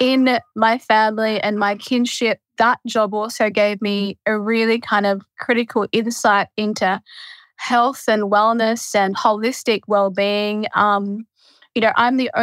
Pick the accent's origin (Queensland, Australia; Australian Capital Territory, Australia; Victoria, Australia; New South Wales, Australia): New South Wales, Australia; western; moved away as an adult; western New South Wales on my traditional country, it really makes me, as the eldest daughter, granddaughter in my kinship, kind of the first generation to have the opportunity to be both born and raised